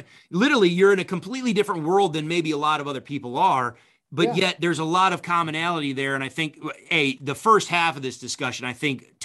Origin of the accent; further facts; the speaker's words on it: upstate New York, United States; I grew up in New York State